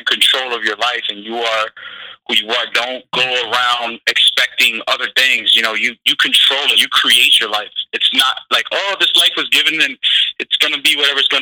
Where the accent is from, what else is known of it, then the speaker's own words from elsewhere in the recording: New York City, New York, United States; I'm a New Yorker myself